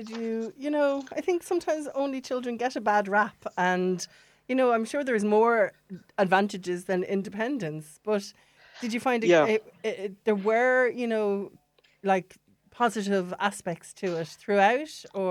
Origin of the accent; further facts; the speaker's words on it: Wexford, Leinster, Ireland; even though I'm from Wexford